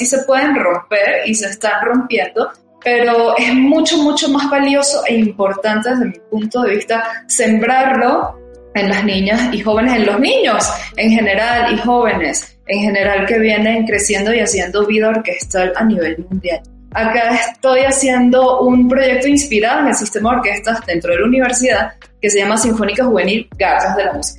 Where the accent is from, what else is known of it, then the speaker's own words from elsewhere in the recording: Caracas, Capital District, Venezuela; moved away as an adult; now in Hidalgo, Mexico; trabajando en La Vega, que es de donde yo vengo allá en Caracas